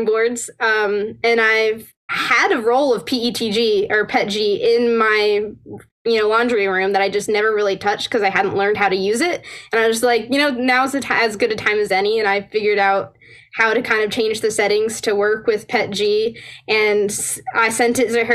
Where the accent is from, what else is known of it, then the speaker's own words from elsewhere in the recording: Northern Alabama, United States; also born or lived in Virginia; I'm going to be moving from Northern Alabama over to George Mason University around Fairfax area.